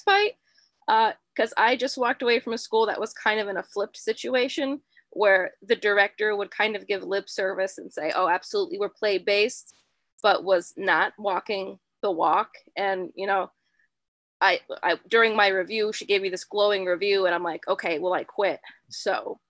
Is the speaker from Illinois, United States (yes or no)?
no; Pennsylvania, United States; I'm actually from Pennsylvania